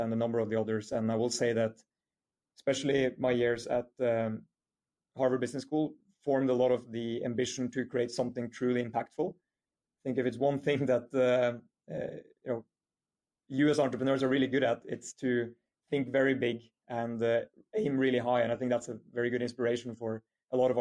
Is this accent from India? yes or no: no; Norway; moved away as an adult; also born or lived in United Kingdom / United States; quite an international background after my childhood and early years in Norway